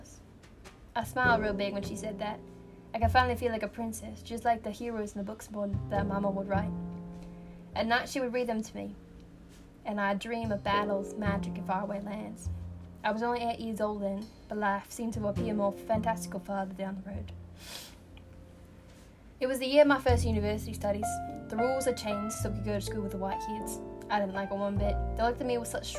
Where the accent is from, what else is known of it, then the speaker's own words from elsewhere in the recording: the North, United States; I'm from the north, and I'm white